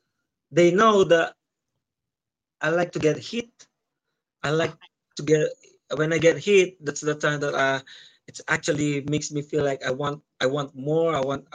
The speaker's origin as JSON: {"language": "English", "country": "Philippines", "tie": "born or raised there", "said": "And that's the first belt my hometown has. My hometown in VSE didn't have any belt or didn't have a professional athlete. I'm the only one there. I'm the only one. And yeah, so it's good. It's a good stay here in Philippines."}